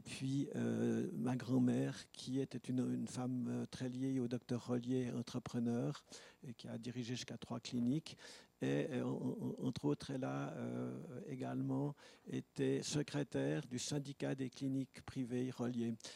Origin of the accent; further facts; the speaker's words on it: Leysin, Vaud, Switzerland; moved away; also born or lived in Lausanne; je suis né à Lesins. J'y ai vécu quelques années